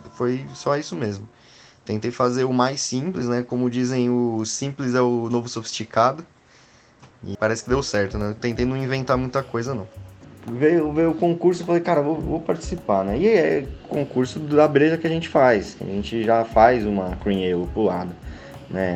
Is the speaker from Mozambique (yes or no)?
no; São Paulo, Brazil; Sou de São Paulo